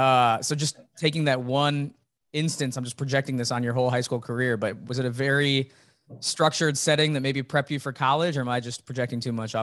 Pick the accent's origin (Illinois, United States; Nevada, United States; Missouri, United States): Illinois, United States; Champaign; I'm a Central Illinois guy too.